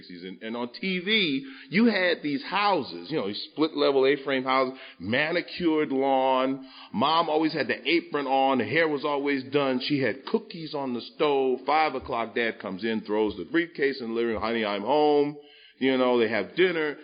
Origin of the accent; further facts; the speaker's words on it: New York, United States; I grew up in New York, you know, where they make it, South Bronx